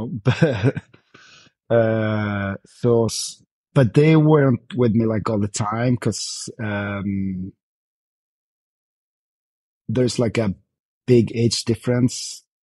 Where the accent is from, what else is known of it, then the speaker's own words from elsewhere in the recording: Växjö, Kronoberg County, Sweden; born there; I'm I'm born in, in a town called Växjö, but with uh, like in south of Stockholm, actually.